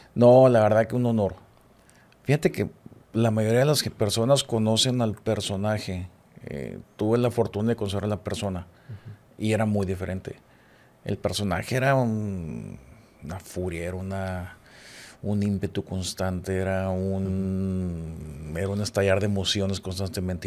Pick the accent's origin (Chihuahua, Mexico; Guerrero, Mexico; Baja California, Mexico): Chihuahua, Mexico; now in Monterrey, Mexico; Yo soy de Chihuahua y allá el fútbol, la verdad, no trasciende